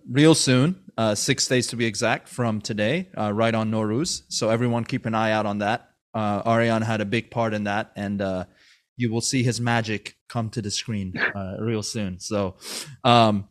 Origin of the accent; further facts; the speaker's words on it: Maryland, United States; I grew up in Maryland, a little bit north of you